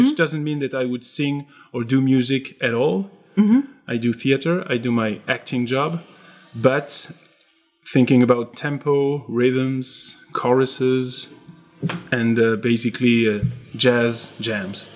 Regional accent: Strasbourg, Grand Est, France; English is a second language; also born or lived in Paris; now in Lyon, France; originally I'm from Strasbourg

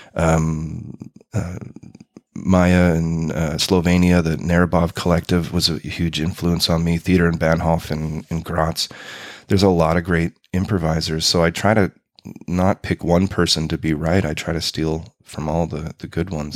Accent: Winnipeg, Manitoba, Canada; moved away as an adult; now in Berlin, Germany; Growing up in Winnipeg

